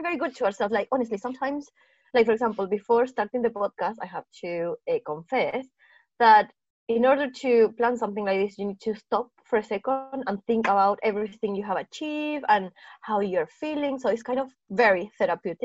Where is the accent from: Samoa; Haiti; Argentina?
Argentina; moved away as an adult; now in United Kingdom; I'm from Argentina. I moved into the UK about 7 years ago.